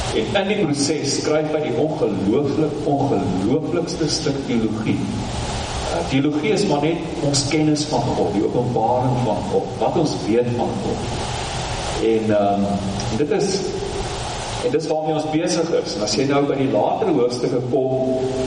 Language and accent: Afrikaans; South Africa; ek Suid-Afrikaner